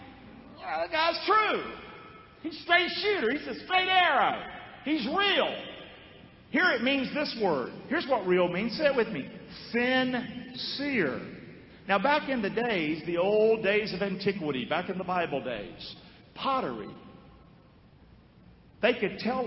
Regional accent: Rockingham, North Carolina, United States; I'm from Rockingham, North Carolina. I came from a broken family.

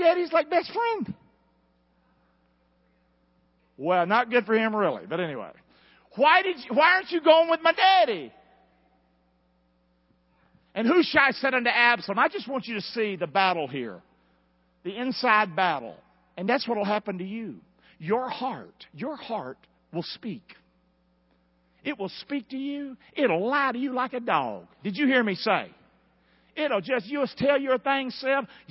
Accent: United States; I am an American

